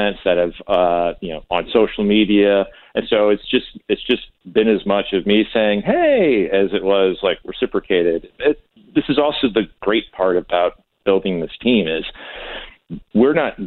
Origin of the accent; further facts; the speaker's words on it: St. Louis, Missouri, United States; we're all born and raised in St. Louis